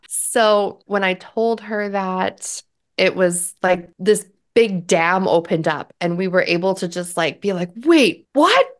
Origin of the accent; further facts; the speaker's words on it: Canada; I'm Canadian